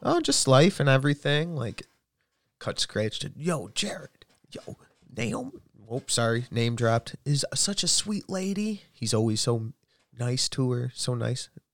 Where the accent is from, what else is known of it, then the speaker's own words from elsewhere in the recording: United States; I'm American.